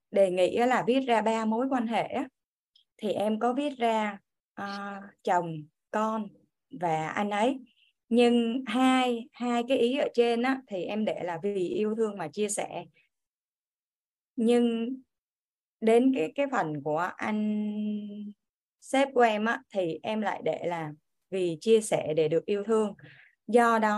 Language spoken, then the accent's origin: Vietnamese; Kien Giang, Vietnam; em đến từ Kiên Giang em sinh năm 1981